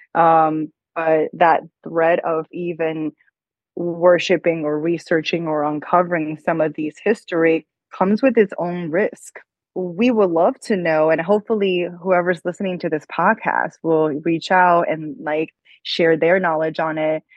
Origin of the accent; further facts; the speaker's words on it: China; moved away; Growing up in China, I always felt like it was so patriarchal